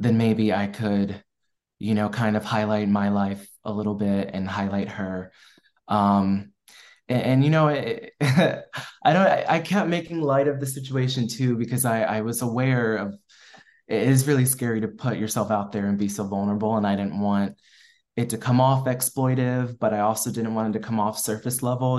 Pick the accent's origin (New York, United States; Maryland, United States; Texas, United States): Maryland, United States; moved away as an adult; also born or lived in North Carolina / Washington, D.C. / Boston; now in Los Angeles, United States; I grew up in Maryland